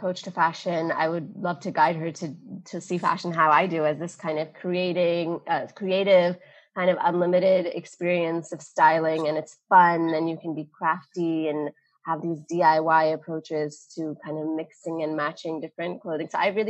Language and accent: English; Dubai, United Arab Emirates; I remembered this brand from growing up in Dubai from when I was like maybe 18, 19.